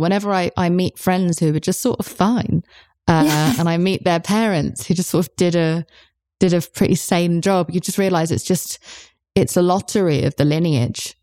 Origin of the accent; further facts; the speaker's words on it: United Kingdom; I'm British